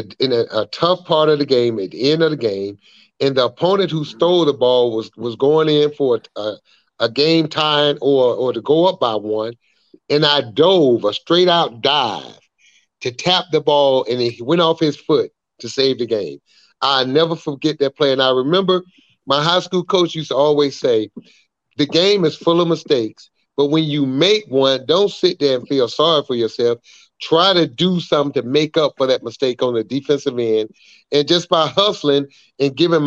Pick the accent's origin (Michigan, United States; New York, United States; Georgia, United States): Georgia, United States; Atlanta; my hometown group, Atlanta